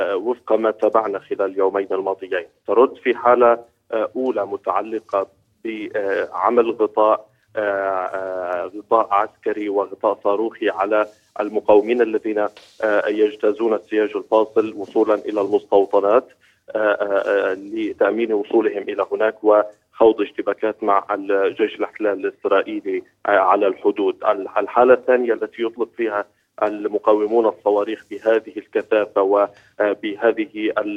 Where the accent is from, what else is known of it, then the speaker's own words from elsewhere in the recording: Palestine; بمنظورنا كفلسطينيين